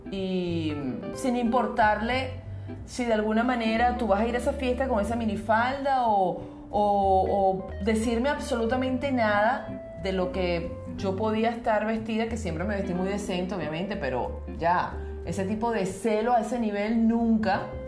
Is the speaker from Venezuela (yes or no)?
yes; Venezuela; nosotros en Venezuela decimos negrito al que es un poquito más moreno